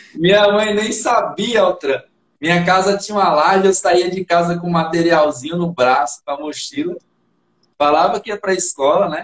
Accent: interior of Alagoas, Brazil; now in São Paulo, Brazil; Eu sou do, do interior de Alagoas

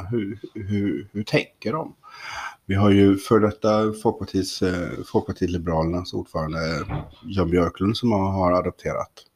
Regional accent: Kalmar County, Sweden; moved away; uppe på norra Öland där jag växte upp.

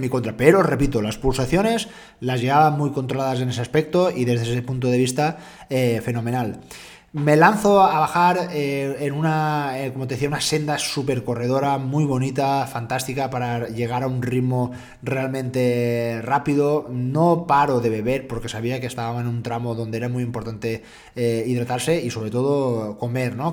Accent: Dénia, Valencian Community, Spain; mi procedencia, yo soy valenciano, soy de Denia, Alicante

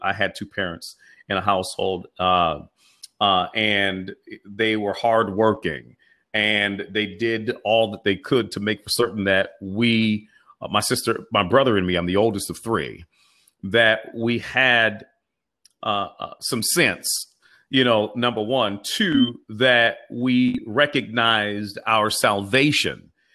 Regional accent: Pittsburgh, Pennsylvania, United States; I am from East Liberty, which is the inner city section of Pittsburgh

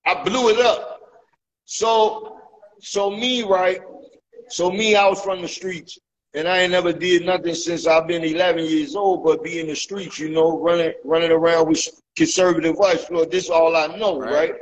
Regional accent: Chicago, Illinois, United States; I was growing up in Austin. A lot of people don't know this. Everybody think that I grew up on 16th and 80s, but really that's my grandmama house

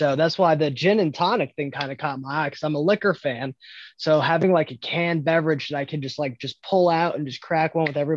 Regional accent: Stuart, Florida, United States; I'm from Stuart, Florida, a small fishing town with a drinking problem

